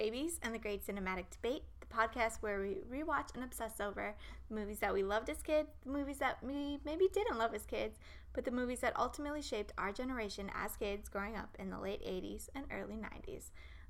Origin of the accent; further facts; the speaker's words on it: Australia; I'm Australian, so I can speak Australian.